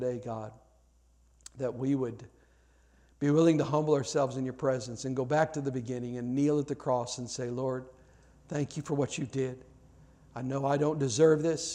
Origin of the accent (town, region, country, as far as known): United States